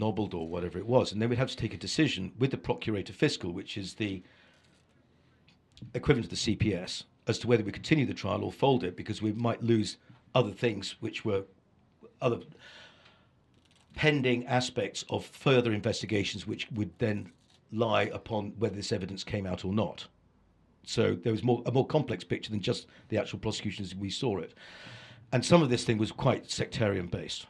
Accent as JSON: {"language": "English", "region": "England", "country": "United Kingdom", "accent": "English public school", "said": "I'm English"}